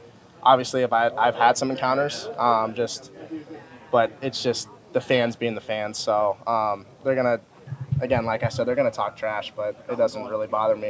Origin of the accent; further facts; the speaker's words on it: Ames, Iowa, United States; they know I'm from Ames.